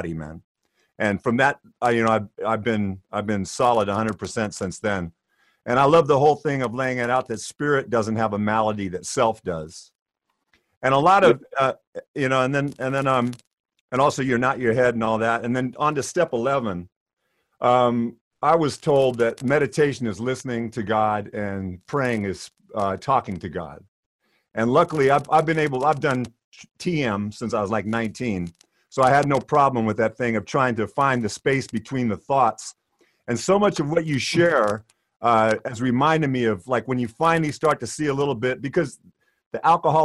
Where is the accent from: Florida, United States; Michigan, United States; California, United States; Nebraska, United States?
California, United States; Oroville; also born or lived in Worcestershire, England; now in United Kingdom; I'm from Oroville, California, originally. But I've been living in the UK since 1993